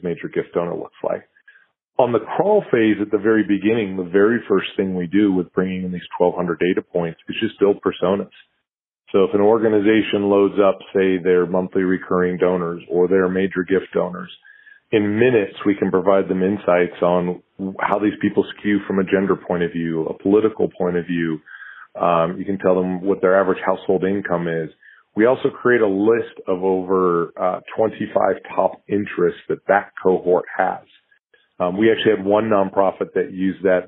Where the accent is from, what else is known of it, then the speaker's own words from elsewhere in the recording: United States; as an American